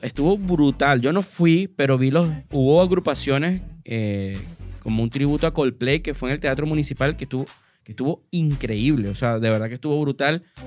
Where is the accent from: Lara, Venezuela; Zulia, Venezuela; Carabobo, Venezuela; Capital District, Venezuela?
Carabobo, Venezuela; Valencia; yo soy muy valenciano